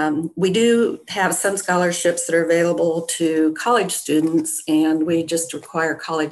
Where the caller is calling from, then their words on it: Greenfield, Indiana, United States; I'm calling from Greenfield, Indiana, East Central Indiana.